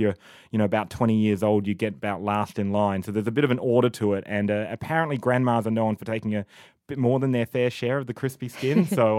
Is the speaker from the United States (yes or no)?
no; Australia; And we're from Australia. This is in Australia, it's all about simplicity.